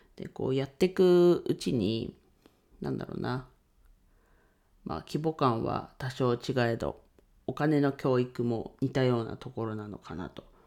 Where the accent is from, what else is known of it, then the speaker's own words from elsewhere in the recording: Ninohe, Iwate, Japan; 地元岩手県二戸市でレンタルスペースを使って遊び場を提供しています